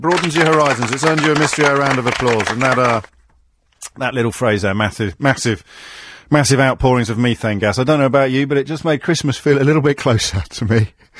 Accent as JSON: {"language": "English", "town": "Kidderminster", "region": "West Midlands", "country": "United Kingdom", "tie": "born or raised there", "moved": "yes", "said": "you know I'm a Kidderminster boy, don't you?"}